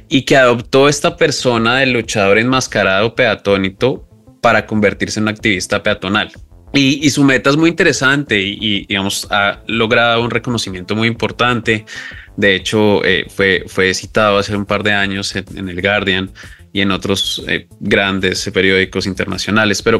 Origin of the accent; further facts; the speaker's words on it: Colombia; primero disclaimer, yo soy colombiano, entonces estas palabras no se me dan muy bien